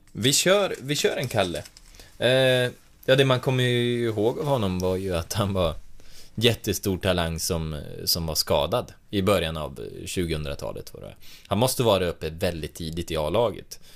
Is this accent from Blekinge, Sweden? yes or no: no; Hälsingland, Gävleborg County, Sweden; jag är uppvuxen i Hälsingland